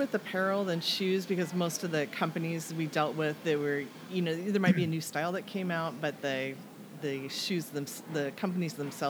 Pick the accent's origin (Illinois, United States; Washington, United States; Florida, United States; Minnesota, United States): Washington, United States; Everett; I grew up in Everett.